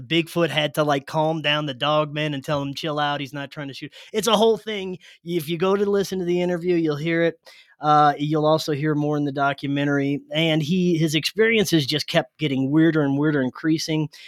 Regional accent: South Louisiana, United States; moved away; I grew up in South Louisiana

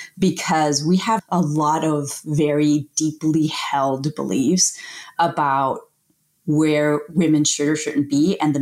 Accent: United States; born there; I am the first person in my family to be born in the United States. So I'm like the first generation American. My family is originally from Colombia

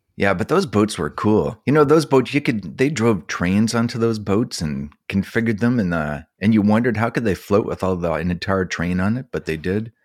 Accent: Summerside, Prince Edward Island, Canada; I grew up in Summerside

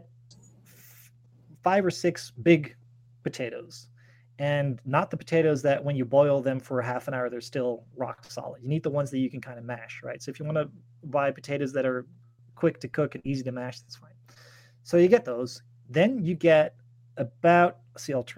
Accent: Netherlands

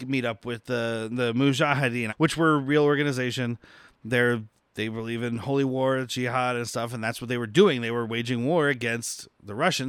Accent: Arizona, United States; I'm from Arizona

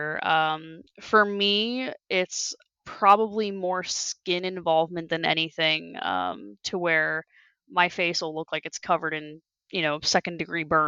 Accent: New Jersey, United States; I was from New Jersey, you know, like I was from another state

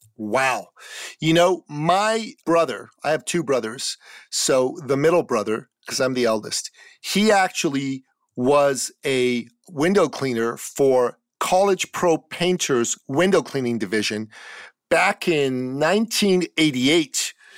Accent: Canada; in my home country of Canada

